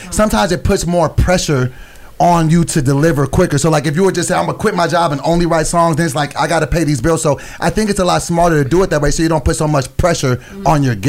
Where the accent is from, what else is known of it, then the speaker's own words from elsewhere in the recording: Sacramento, California, United States; I'm from Sacramento.